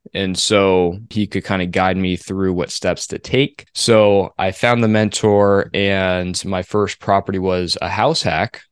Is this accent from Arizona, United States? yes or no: yes; Phoenix, Arizona, United States; I'm from Phoenix